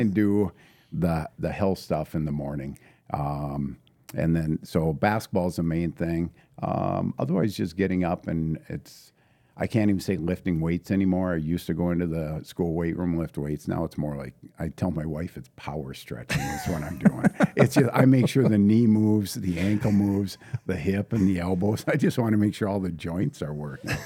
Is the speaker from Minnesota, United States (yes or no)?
yes; International Falls, Minnesota, United States; also born or lived in St. Cloud; born and raised in International Falls, uh, proud Bronco